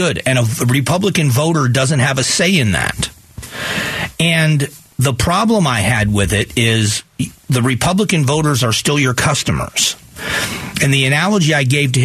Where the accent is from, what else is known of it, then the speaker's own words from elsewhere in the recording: Florida, United States; now in Arizona, United States; I grew up in Florida